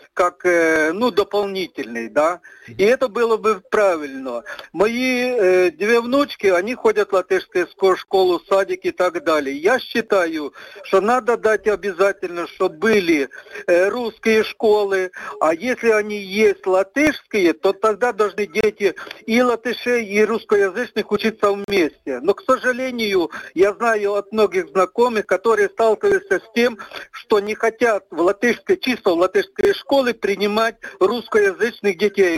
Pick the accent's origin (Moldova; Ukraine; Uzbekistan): Ukraine; now in Latvia; Я украинец